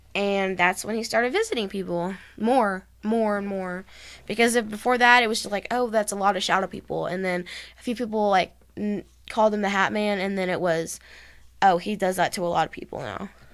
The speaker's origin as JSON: {"language": "English", "region": "Texas", "country": "United States", "said": "we're from Texas"}